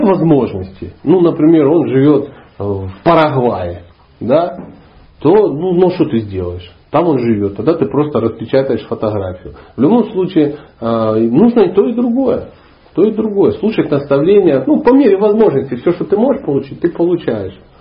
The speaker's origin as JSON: {"language": "Russian", "town": "Dnipro", "region": "Dnipropetrovsk Oblast", "country": "Ukraine", "tie": "born or raised there", "also_born_or_lived": "Karelia / Sochi", "moved": "as an adult"}